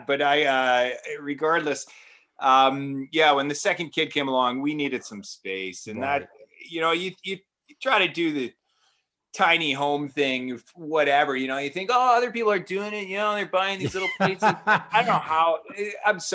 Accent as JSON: {"language": "English", "town": "South Slocan", "region": "British Columbia", "country": "Canada", "tie": "born or raised there", "also_born_or_lived": "Vernon", "lives_now": "New Denver, Canada", "said": "not too far down the road from where I grew up in South Slocan area"}